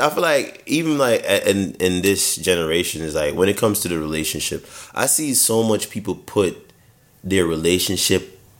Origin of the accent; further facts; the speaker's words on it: Jamaica; moved away; growing up in Jamaica